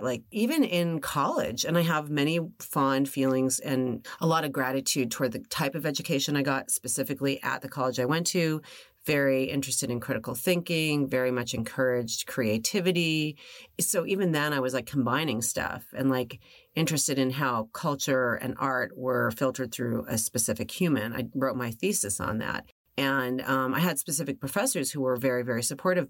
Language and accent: English; Los Angeles, California, United States; I was born and raised here